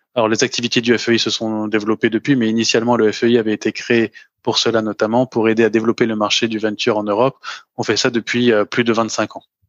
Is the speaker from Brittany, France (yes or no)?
no; Paris, Île-de-France, France; moved away as an adult; now in Luxembourg; je suis né, j'ai grandi et j'ai toujours travaillé à Paris